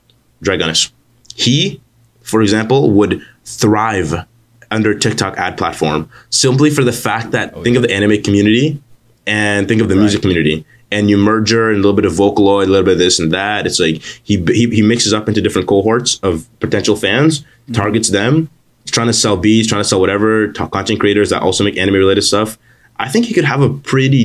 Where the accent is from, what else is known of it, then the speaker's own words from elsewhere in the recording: Canada; I'm Canadian